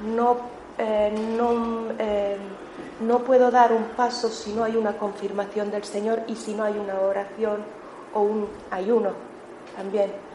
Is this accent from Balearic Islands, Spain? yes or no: no; Melilla, Spain; moved away as an adult; now in Barcelona, Spain; yo soy de Melilla